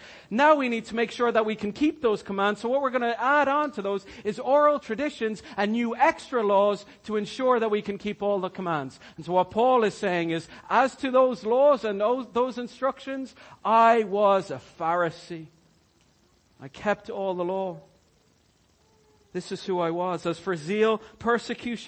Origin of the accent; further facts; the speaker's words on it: Ireland; I'm Irish.